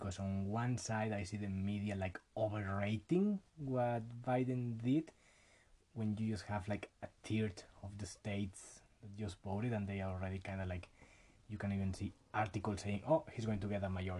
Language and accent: English; Mexico; English is a second language; now in Canada; I'm just a working class Mexican Canadian, born in Mexico, living in Canada now